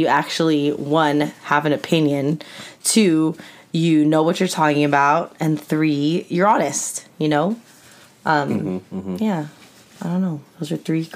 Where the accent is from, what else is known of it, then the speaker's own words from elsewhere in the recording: Orange County, California, United States; I grew up in Orange County